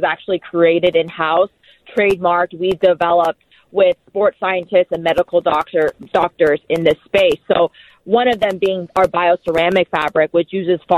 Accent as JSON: {"language": "English", "town": "Huntington Beach", "region": "California", "country": "United States", "tie": "born or raised there", "also_born_or_lived": "Los Angeles, California", "said": "I grew up, born and raised in Orange County, so Huntington Beach, California"}